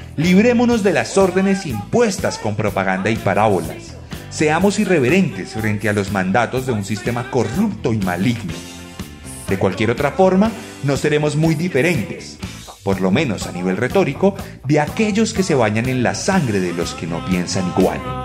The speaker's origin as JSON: {"language": "Spanish", "country": "Colombia", "said": "En mi país"}